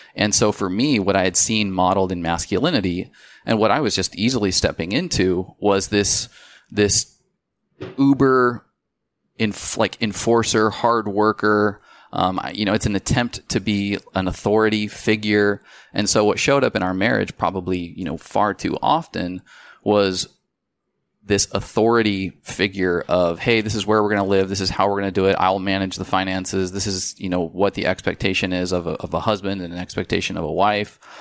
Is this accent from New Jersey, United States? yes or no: no; Spokane, Washington, United States; moved away as an adult; also born or lived in Seattle, Washington; We're from Spokane.